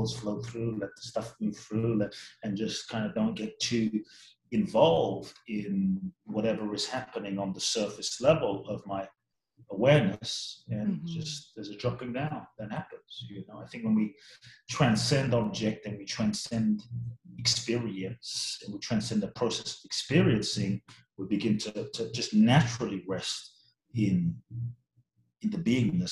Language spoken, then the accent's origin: English; London, United Kingdom; also born or lived in Ghana; I grew up in London, so I grew up in all these different cultures.